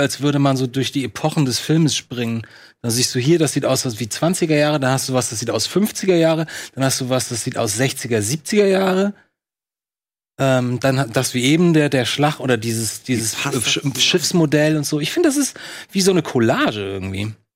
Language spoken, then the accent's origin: German; Lübeck, Schleswig-Holstein, Germany